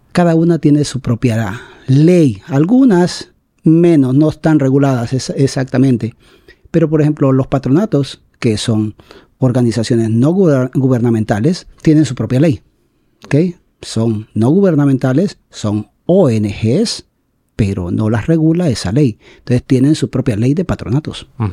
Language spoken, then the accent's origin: Spanish; San Francisco, Atlántida, Honduras; en mi pueblo, a quien amo tanto y quiero tanto, San Francisco Atlántida